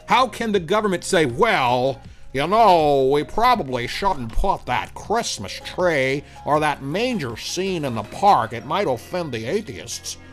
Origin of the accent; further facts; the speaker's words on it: the South, United States; accent: slight southern; my slight southern accent